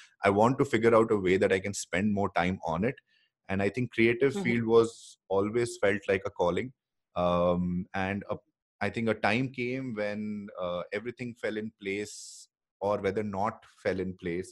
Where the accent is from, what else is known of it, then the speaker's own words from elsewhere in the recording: Bangalore, Karnataka, India; I'm from Bangalore